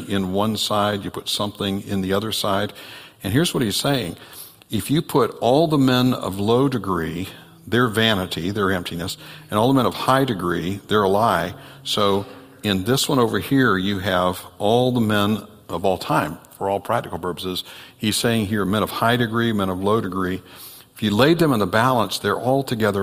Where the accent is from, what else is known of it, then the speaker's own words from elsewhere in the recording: next county over from Santa Rosa, Florida, United States; Santa Rosa, Florida, is the next county over from where I grew up